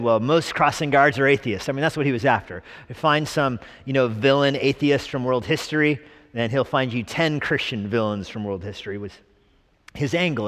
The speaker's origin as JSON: {"language": "English", "town": "Albuquerque", "region": "New Mexico", "country": "United States", "tie": "born or raised there", "moved": "yes", "said": "growing up in Albuquerque, New Mexico"}